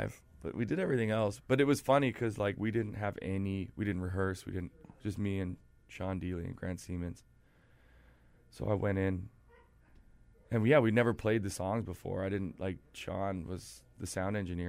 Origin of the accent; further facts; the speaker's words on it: Weyburn, Saskatchewan, Canada; I grew up in Saskatchewan in a town called Weyburn that's like 10,000 people